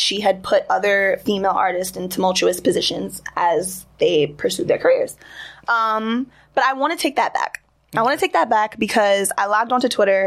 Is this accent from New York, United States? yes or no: yes; New York City, New York, United States; I'm from Queens